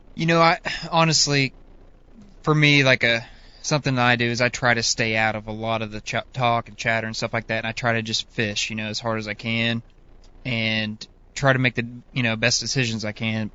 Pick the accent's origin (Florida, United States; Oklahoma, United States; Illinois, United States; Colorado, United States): Oklahoma, United States; Northeast; growing up, you know, I'm from Northeast Oklahoma